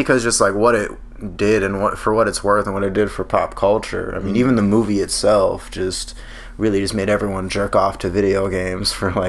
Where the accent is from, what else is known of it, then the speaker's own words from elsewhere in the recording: Bay Area, California, United States; I love San Francisco. Like, I was born in the Bay Area.